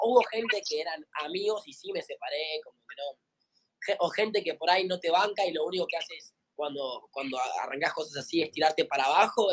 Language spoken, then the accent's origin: Spanish; Tigre, Buenos Aires Province, Argentina; soy de acá de Tigre, de Buenos Aires